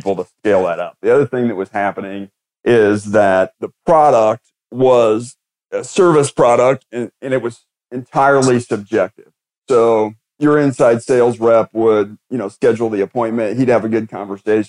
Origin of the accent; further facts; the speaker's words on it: Indianapolis, Indiana, United States; grew up in Indianapolis, Indiana